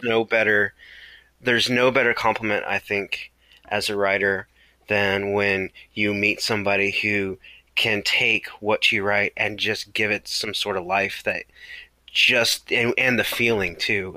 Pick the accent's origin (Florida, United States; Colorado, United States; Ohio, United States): Florida, United States; Palatka; I grew up in Florida in uh, near St. Augustine, small town called Palatka